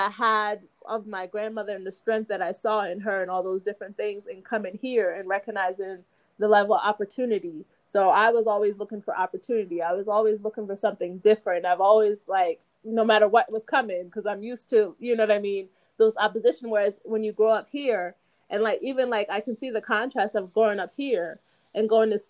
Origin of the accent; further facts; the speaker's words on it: United States; also born or lived in Jamaica; I was born in Jamaica, but I was raised here